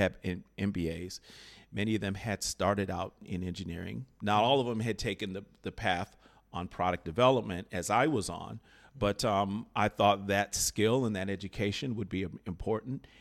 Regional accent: Chicago, Illinois, United States; I grew up in Chicago, Illinois

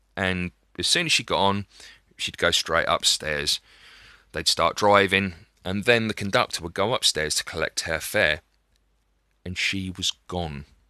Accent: Dover, South East England, United Kingdom; my hometown of Dover

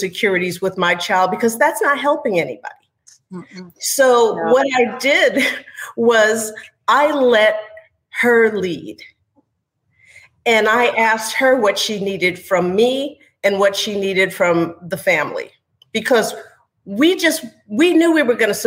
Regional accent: New York, United States; moved away as an adult; now in Houston, United States; my background is that I was raised in New York, but I married a Texan, wound up settling in Houston, Texas

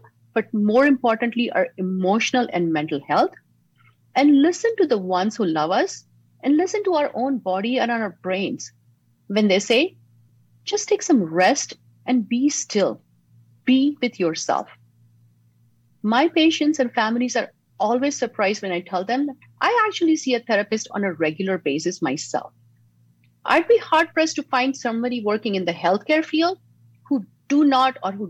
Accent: Mumbai, Maharashtra, India; now in San Diego, United States; Growing up in Mumbai, my family was full of public servants, teachers, police officers, and even supporters of the freedom fighters along with Gandhi

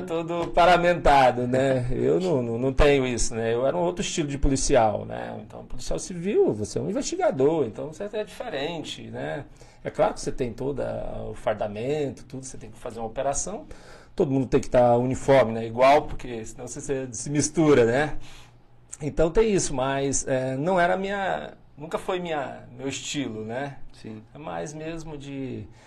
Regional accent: Paraíso do Tocantins, Tocantins, Brazil; moved away as an adult; also born or lived in Pium, Tocantins / Porto Nacional, Tocantins; now in Pimenta Bueno, Brazil; Depois a gente mudou para Paraíso do Norte, que agora é Paraíso do Tocantins

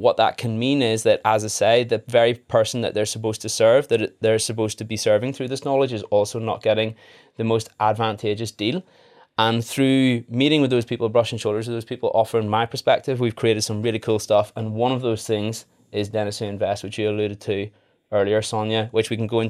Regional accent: Northern Ireland, United Kingdom; now in England; So I'm a dentist as well. I qualified in Leeds in 2016. I'm originally from Northern Ireland. My accent has waned a little bit.

